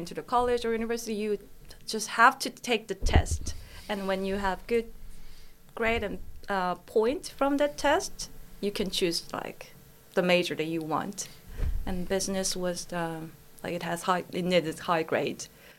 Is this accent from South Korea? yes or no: yes; Busan, South Korea; English is a second language; moved away as an adult; also born or lived in Seoul, South Korea; now in Queensland, Australia; In Busan. Until I was in middle school, even until I was 14, Busan was popular tourist spot to Koreans, but there weren't really like people from other countries there.